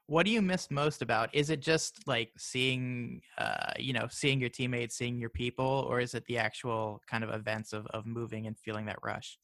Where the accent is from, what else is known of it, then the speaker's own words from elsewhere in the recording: Maryland, United States; now in Florida, United States; I'm from Maryland